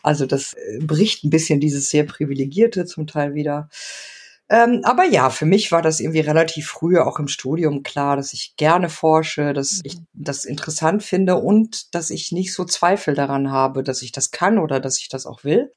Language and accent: German; Mülheim an der Ruhr, North Rhine-Westphalia, Germany; also born or lived in Argentina; now in Munich, Germany; in Mülheim an der Ruhr, wo ich aufgewachsen bin